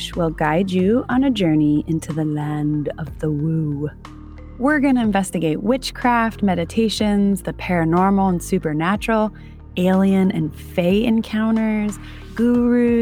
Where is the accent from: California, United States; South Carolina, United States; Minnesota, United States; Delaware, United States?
Delaware, United States; I am from Delaware